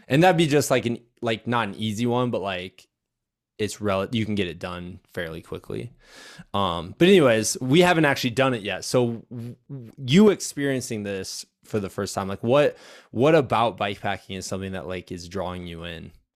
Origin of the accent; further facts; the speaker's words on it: United States; when I was growing up on the Mississippi River